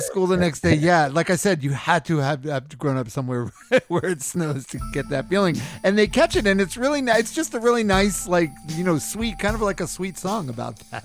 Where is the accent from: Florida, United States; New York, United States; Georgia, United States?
New York, United States; New York City; now in California, United States; I grew up in Queens, New York